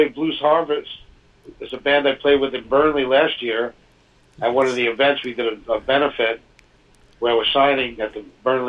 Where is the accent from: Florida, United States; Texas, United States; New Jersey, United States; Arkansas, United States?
New Jersey, United States; Hoboken; I'm from Hoboken, so that's … land, of course.